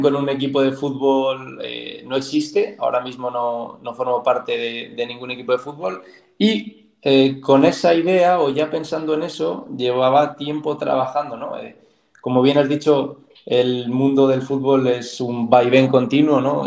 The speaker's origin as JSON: {"language": "Spanish", "area": "Soria", "region": "Castile and León", "country": "Spain", "tie": "born or raised there", "said": "de donde yo soy, sí que es Soria, pero es más concretamente es un pueblo muy pequeño de Soria"}